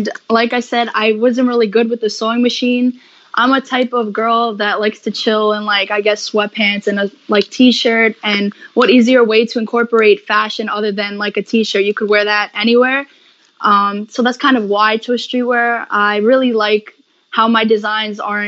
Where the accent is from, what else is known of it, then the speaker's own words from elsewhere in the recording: New York, United States; I'm from New York